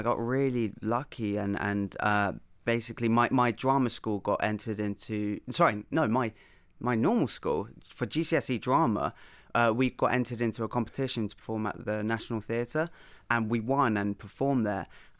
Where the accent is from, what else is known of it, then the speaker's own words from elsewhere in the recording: Ireland; Of course, as an Irishman, I can't not